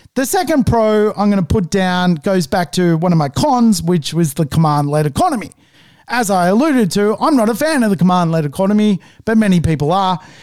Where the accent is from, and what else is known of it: Australia